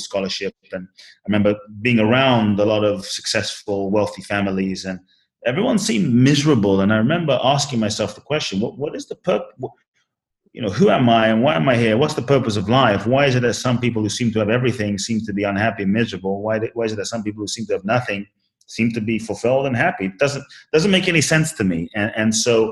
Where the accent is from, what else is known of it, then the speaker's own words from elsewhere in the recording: London, United Kingdom; also born or lived in Ghana; now in United States; I was born in Ghana, West Africa. My father's from Ghana. My mother's Japanese. I Grew up in London, live in the US now